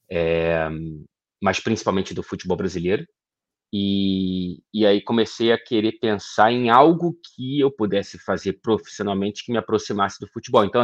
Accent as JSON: {"language": "Portuguese", "town": "Ouro Preto", "region": "Minas Gerais", "country": "Brazil", "tie": "born there", "said": "Eu, eu nasci em Ouro Preto, Minas Gerais, onde parte da minha família reside até hoje."}